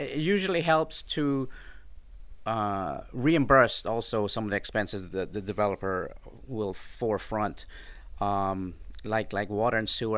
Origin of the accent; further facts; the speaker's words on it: Florida, United States; moved away as an adult; also born or lived in Jamaica / Colorado; now in Houston, United States; I grew up in Florida